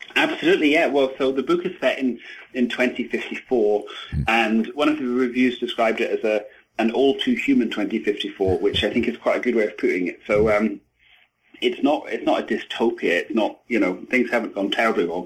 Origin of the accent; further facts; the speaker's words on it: Edinburgh, Scotland, United Kingdom; moved away as an adult; I'm from Edinburgh in Scotland